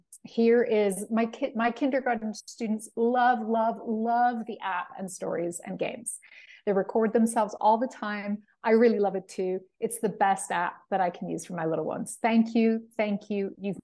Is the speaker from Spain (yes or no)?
no; Puerto Rico; I'm from Puerto Rico and a speech pathologist at a local school district. I also teach Spanish to young kids virtually.